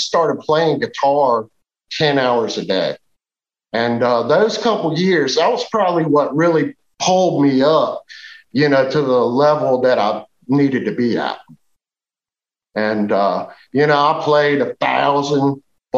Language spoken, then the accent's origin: English; United States; I grew up in Western Virginia in the Appalachian Mountains